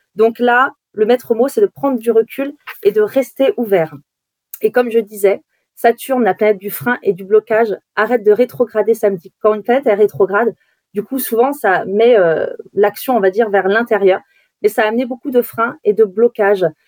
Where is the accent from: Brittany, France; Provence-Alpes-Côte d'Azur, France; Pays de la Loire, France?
Brittany, France; quand on est euh, de Bretagne